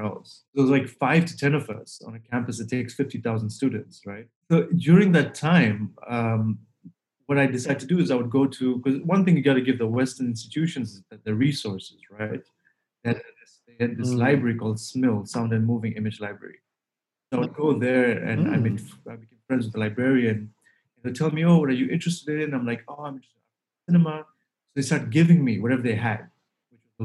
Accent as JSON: {"language": "English", "region": "Dar es Salaam", "country": "Tanzania", "tie": "born or raised there", "also_born_or_lived": "Toronto, Canada", "moved": "as an adult", "said": "I'm from Dar es Salaam"}